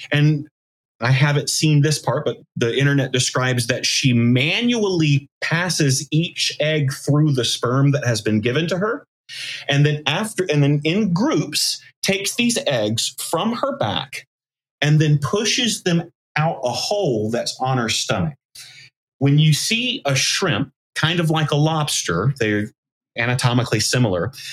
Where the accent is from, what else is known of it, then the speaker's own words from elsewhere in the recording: the South, United States; I grew up in the South